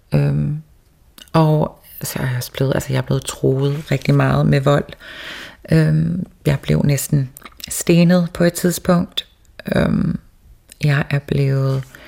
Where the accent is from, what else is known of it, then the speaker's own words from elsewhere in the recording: Toftir, Faroe Islands; also born or lived in Copenhagen, Denmark; jeg var den første første transkønnet person i mit land